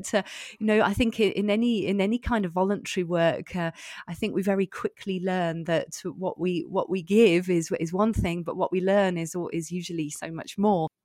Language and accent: English; United Kingdom; moved away as an adult; now in Belfort, France; we lived in the U K, and I'm, I'm British.